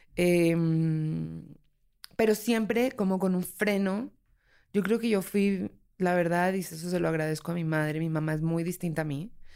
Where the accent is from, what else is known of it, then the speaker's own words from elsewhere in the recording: Colombia; now in Mexico City, Mexico; soy una habitante de la Ciudad de México. Soy colombiana de nacimiento